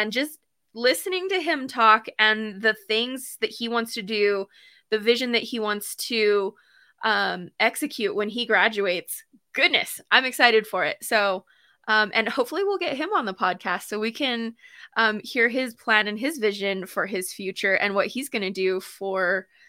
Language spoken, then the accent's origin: English; New Mexico, United States; I'm from New Mexico, for those who don't know.